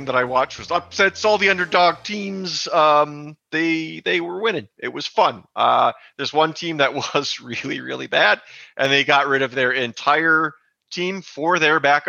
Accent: New Ulm, Minnesota, United States; I grew up in New Ulm, Minnesota

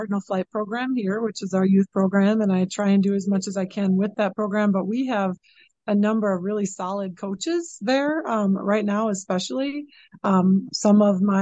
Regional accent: Chippewa Falls, Wisconsin, United States; I love working in this community. This is my hometown

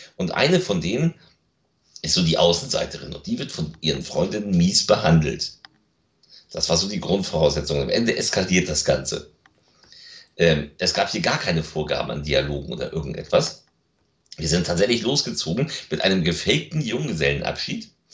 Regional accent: Lübeck, Schleswig-Holstein, Germany; meine Heimatstadt. Das ist Lübeck

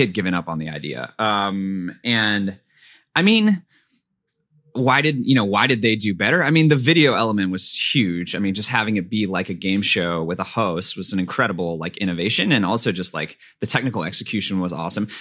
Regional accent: Pasadena, California, United States; Pasadena, California, Southern California suburb

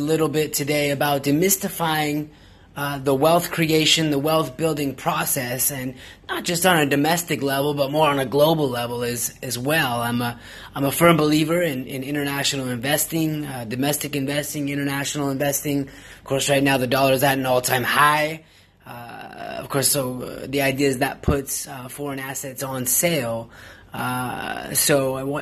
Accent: Pacific Northwest, United States; I'm from the Pacific Northwest

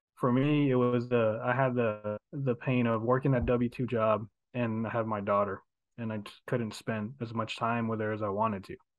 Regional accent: Houston, Texas, United States; I was born and raised here in Houston

